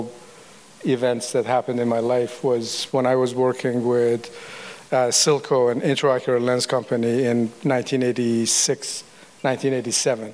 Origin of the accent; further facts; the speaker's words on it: Iran; also born or lived in Tennessee, United States; now in United States; I'm a refugee from the Iran Revolution, basically. I came to the U.S. in 1978.